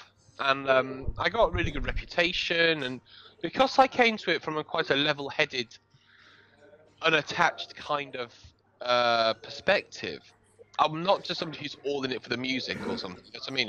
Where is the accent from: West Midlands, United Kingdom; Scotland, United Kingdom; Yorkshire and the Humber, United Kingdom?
Yorkshire and the Humber, United Kingdom; York; moved away as an adult; also born or lived in Manchester; Well, originally from near where you are at the moment, I'm originally from York, and I moved to Manchester when I was 18.